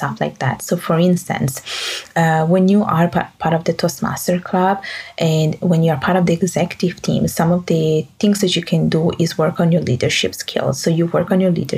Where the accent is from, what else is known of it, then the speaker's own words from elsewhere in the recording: Italy; English is a second language; moved away as an adult; also born or lived in Bangladesh; now in Montreal, Canada; I am Italian by birth and Bengali by blood and Canadian by law. And I did my studies in Montreal, my university studies in Montreal, but I did the rest of my education back at home in Italy